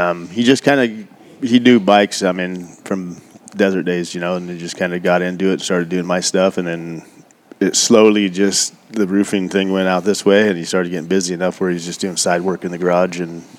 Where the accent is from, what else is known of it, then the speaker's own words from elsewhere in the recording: Orangevale, California, United States; also born or lived in Pollock Pines, California; I grew up in Orangeville, which is just a little small, real small town in outside of Sacramento.